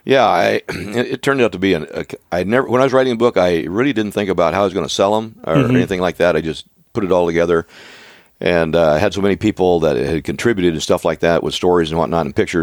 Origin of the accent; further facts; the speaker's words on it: Oregon, United States; moved away; we grew up in Oregon. And, we lived 3 miles apart, my wife